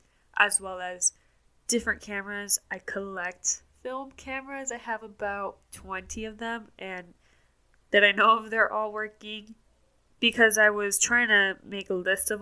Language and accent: English; Miami, Florida, United States; moved away as an adult; now in Atlanta, United States; I was born and raised in Miami, Florida, and I didn't leave Miami until 2 years ago when I moved to Atlanta, Georgia